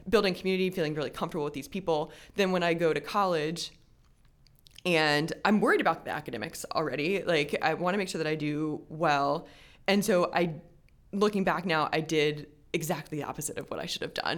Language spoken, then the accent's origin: English; Richmond, Virginia, United States; I grew up in Richmond, Virginia, and I'm an only child